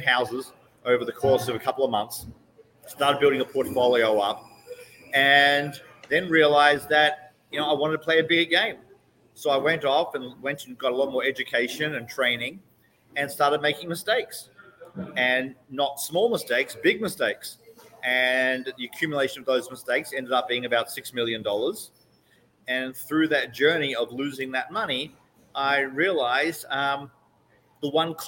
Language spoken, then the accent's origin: English; Melbourne, Victoria, Australia; moved away as an adult; now in Mexico; I was born in Melbourne, Australia, okay. And I lived there for 31 years. And I grew up in a great household